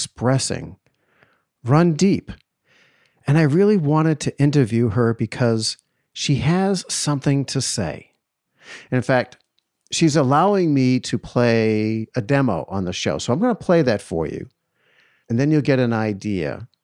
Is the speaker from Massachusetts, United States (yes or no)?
yes; outside of Boston, Massachusetts, United States; growing up outside of Boston